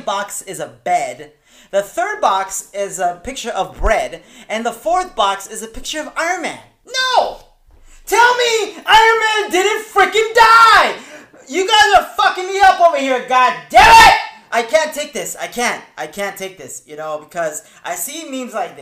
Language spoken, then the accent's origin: English; La Puente, California, United States; also born or lived in Victorville; I'm from La Puente, first from Victorville